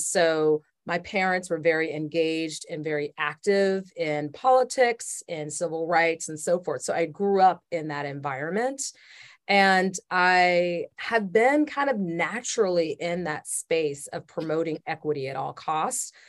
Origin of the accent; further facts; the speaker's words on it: Atlanta, Georgia, United States; I grew up in Atlanta, Georgia in the seventies and eighties